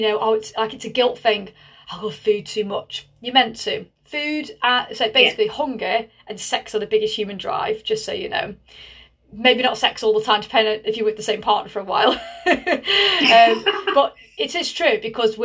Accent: Tunstall, West Midlands, United Kingdom; I'm from Tunstall.

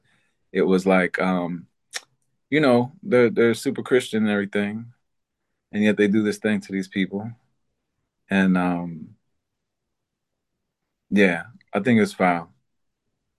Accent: New Jersey, United States; also born or lived in New York / Los Angeles; I'm from New Jersey. I'm Colombian. I'm black

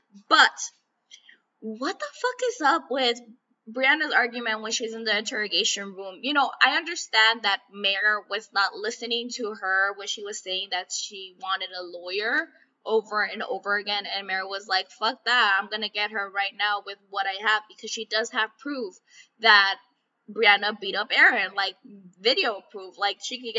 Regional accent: Calexico, California, United States; the podcast local to my hometown, Calexico, had reached out

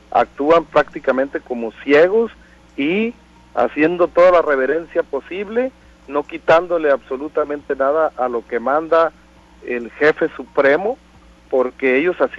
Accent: Mexico; yo creo que como un mexicano con principios

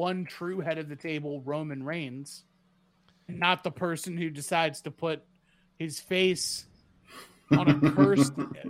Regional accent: near Norfolk, Virginia, United States; moved away; Norfolk, Virginia. very close to my hometown. I can tell you there I was one of the smart ones and I moved out.

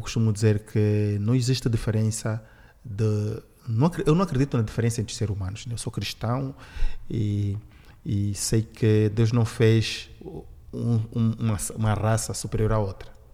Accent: Benguela, Angola; now in Portugal; eu sou de Benguela

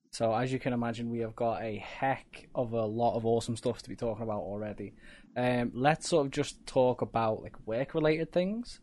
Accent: United Kingdom; we're British

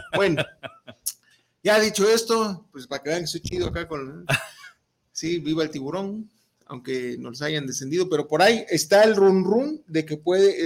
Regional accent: Jalisco, Mexico; somos jaliscienses

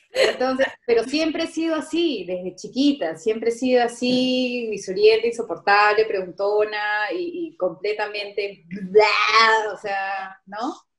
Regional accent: Lima, Peru; los limeños

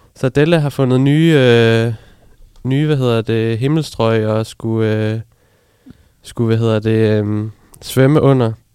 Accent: Funen, Southern Denmark, Denmark

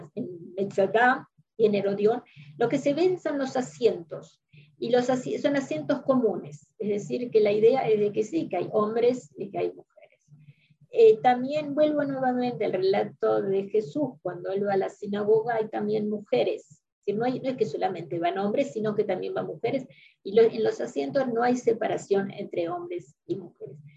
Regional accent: Argentina; los que somos de la Argentina estamos acostumbrados

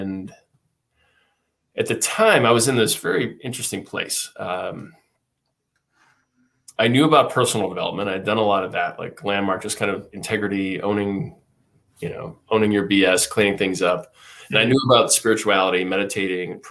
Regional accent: United States; I was raised in the United States

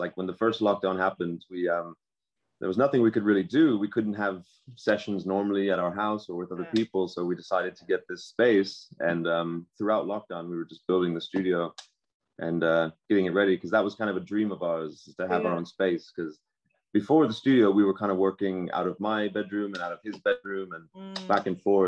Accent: New York City, New York, United States; moved away; So, I was born in New York City. That's where I'm from.

